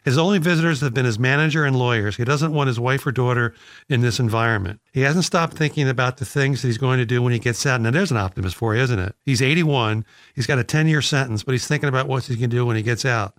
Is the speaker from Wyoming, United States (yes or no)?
no; Philadelphia, Pennsylvania, United States; we're both from Philadelphia